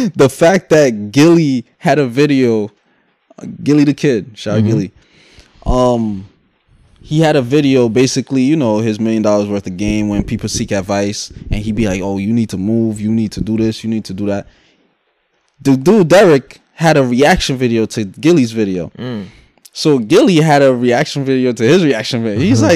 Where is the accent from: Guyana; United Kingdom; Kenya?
Guyana; moved away; also born or lived in New York City; I'm from Guyana